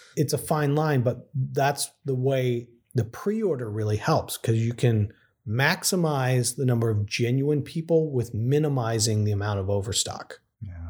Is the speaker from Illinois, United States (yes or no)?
no; Texas, United States; moved away as an adult; now in San Francisco, United States; where I grew up in Texas.